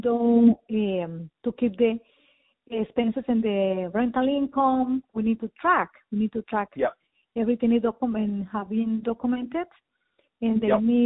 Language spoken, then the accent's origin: English; Colombia; moved away as an adult; also born or lived in Bogota, Colombia / Florida, United States; now in South Florida, United States; I'm from Colombia, South America. I arrived at the United States in 2001